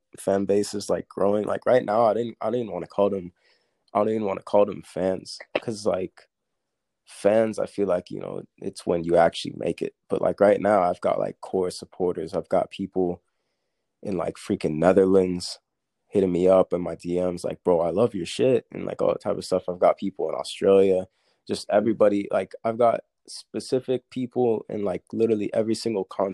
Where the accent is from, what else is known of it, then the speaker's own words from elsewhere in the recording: Woodstock, Georgia, United States; I'm from Woodstock, Georgia